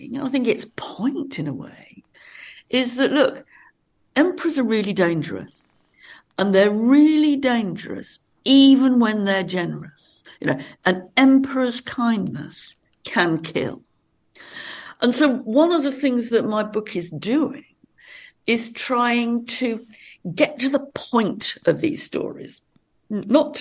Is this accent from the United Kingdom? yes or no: yes; Much Wenlock, West Midlands, United Kingdom; we're living on the border of Wales and England. And it was, there was a big Roman city very near where I was born and brought up.